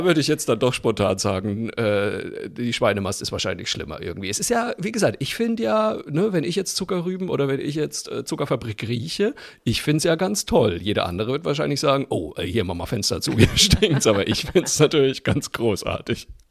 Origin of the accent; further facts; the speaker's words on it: Zeil am Main, Bavaria, Germany; in meinem Heimatort Zeiler Main